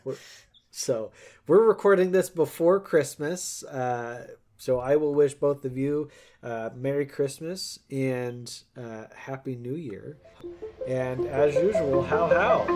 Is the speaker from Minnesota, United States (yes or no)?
no; Colorado, United States; growing up in Colorado